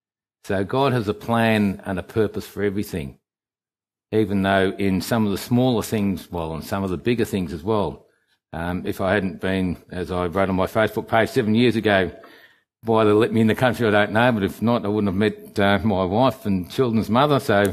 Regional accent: England, United Kingdom; now in Australia; I come from England, and on the 31st of May 1963

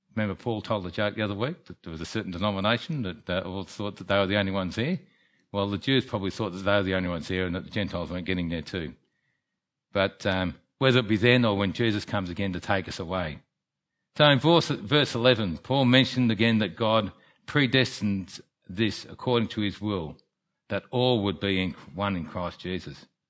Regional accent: Melbourne, Victoria, Australia; also born or lived in England; now in Kerang, Australia; When I was seven, I came to Melbourne and grew up

